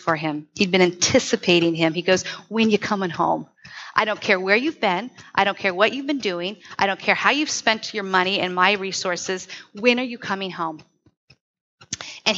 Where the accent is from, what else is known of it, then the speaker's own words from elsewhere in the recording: Southern California, United States; now in Tri-Cities, United States; When I grew up in Southern Cal